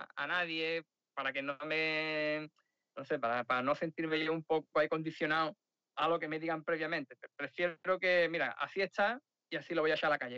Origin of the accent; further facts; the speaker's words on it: Sanlúcar de Barrameda, Andalusia, Spain; now in Madrid, Spain; realmente soy de San Lucas, de Barrameda.